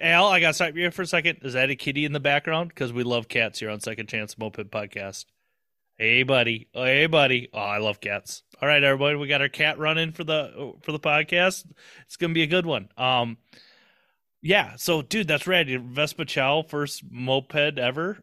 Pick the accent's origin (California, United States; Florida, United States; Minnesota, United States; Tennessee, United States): Minnesota, United States; I'm just a Minnesota kid